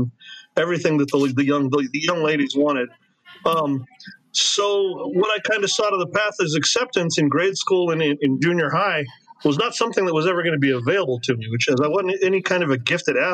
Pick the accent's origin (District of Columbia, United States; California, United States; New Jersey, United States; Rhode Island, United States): California, United States; Huntington Beach; now in Orange, United States; that was my hometown.